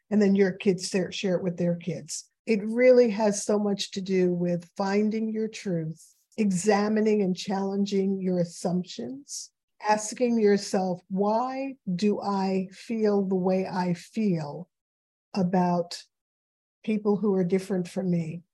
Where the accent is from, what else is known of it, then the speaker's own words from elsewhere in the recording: New York City, New York, United States; I grew up in New York City.